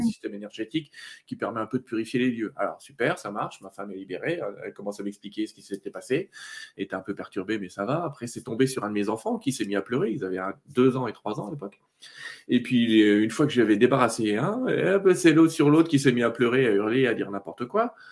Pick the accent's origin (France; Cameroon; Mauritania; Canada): France; Vosges, Grand Est; je suis né dans les Vosges